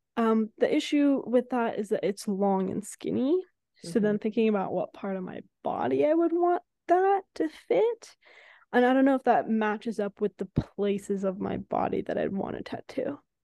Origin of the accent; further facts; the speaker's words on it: San Francisco, California, United States; now in Los Angeles, United States; we come from San Francisco